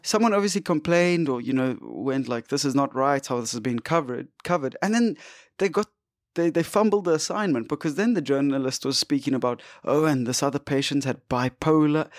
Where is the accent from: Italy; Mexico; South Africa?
South Africa; we're South African